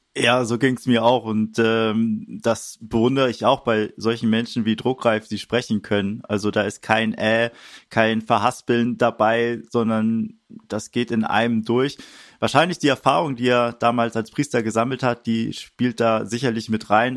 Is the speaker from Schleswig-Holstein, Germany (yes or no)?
yes; Wedel, Schleswig-Holstein, Germany; moved away; also born or lived in Hamburg; Ich bin in Wedel geboren, das ist so gerade hinter der Stadtgrenze, ein bisschen nördlich von Hamburg, aber ja, Hamburg äh, auch eine äh, meine Heimat, würde ich sagen